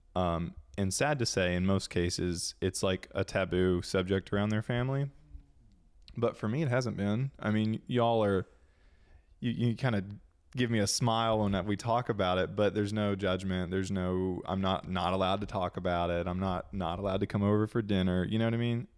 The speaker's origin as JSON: {"language": "English", "town": "Cleveland", "region": "Tennessee", "country": "United States", "tie": "born or raised there", "also_born_or_lived": "South Carolina", "said": "I was born in South Carolina, grew up here with y'all in that, in the small town where you guys met, actually, Cleveland, Tennessee"}